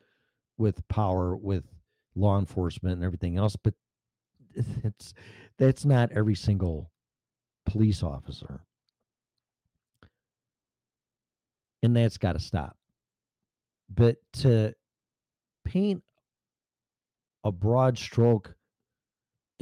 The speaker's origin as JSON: {"language": "English", "region": "Illinois", "country": "United States", "moved": "yes", "said": "I'm from Illinois"}